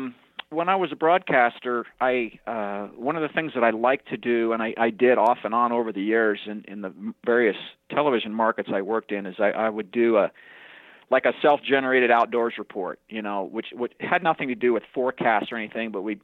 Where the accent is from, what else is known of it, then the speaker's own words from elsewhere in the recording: New Orleans, Louisiana, United States; also born or lived in Wichita; Well, I was born in New Orleans, Louisiana.